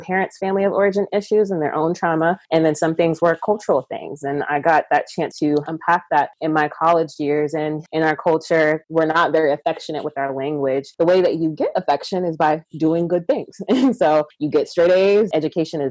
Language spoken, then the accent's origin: English; Georgia, United States; I was born here in Georgia, and I am the child of two Nigerian immigrants